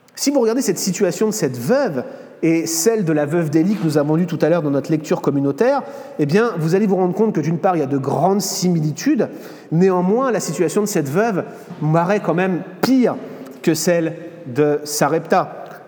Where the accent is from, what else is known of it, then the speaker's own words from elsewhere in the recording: France; moved away as an adult; also born or lived in United States; je venais en tant que Français pour étudier la parole de Dieu